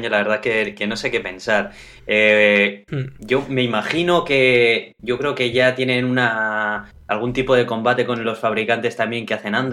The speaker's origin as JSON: {"language": "Spanish", "town": "Bilbao", "region": "Basque Country", "country": "Spain"}